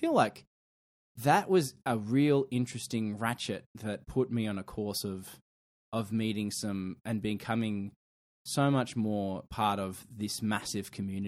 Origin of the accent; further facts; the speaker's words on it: Queensland, Australia; I'm from Queensland, and I'm from the future.